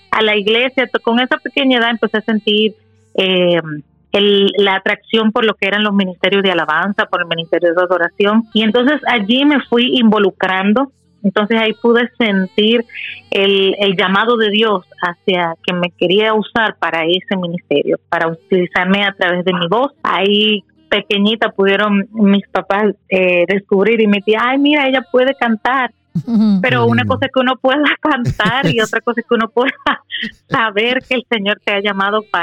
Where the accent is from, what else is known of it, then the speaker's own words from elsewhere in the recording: Dominican Republic; nacida de la, en la República Dominicana.